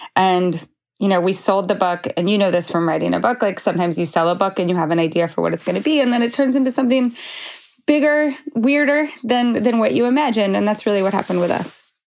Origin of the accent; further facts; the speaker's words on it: Idaho, United States; moved away; also born or lived in Montana; I'm from Idaho